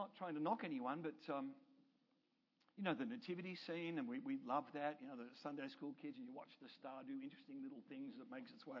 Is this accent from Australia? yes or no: yes; Australia; now in Canada; I'm an Australian and I live in Canada.